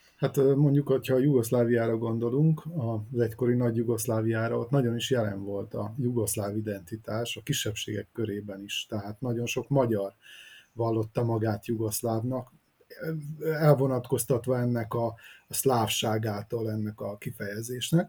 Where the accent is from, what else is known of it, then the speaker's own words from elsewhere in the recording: Vojvodina, Serbia; mi meg a vajdasági magyarok vagyunk